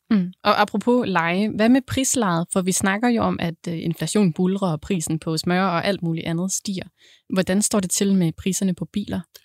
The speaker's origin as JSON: {"language": "Danish", "area": "Southern Jutland", "region": "Southern Denmark", "country": "Denmark", "said": "nu jeg er sønderjyde"}